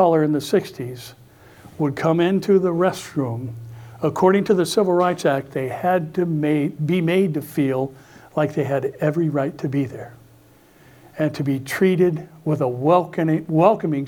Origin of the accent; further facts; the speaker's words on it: United States; American Christians